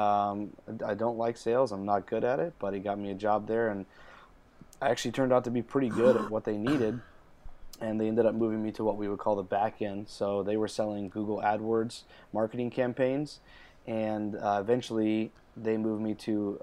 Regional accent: Indiana, United States; now in California, United States; I'm from Indiana

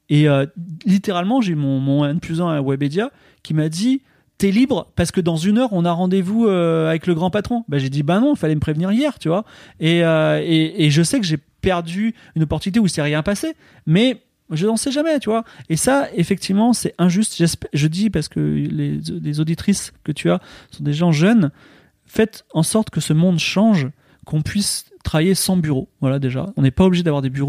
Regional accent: Lille, Hauts-de-France, France; Ah moi je suis lillois, donc, moi je suis

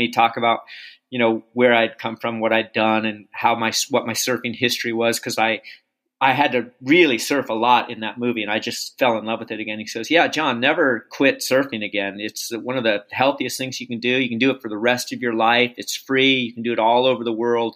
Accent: Palos Verdes, California, United States; I grew up in Palos Verdes

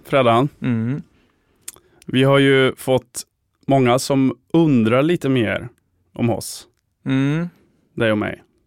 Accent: Sunne, Värmland, Sweden; moved away as an adult; now in Stockholm, Sweden; jag var 18 år i Sunne

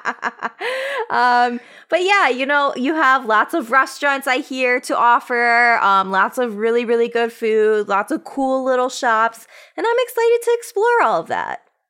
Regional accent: Michigan, United States; I'm from Michigan

